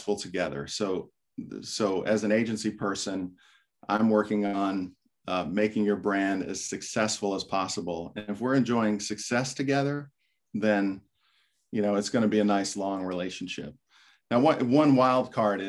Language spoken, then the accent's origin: English; Florida, United States; I grew up in Florida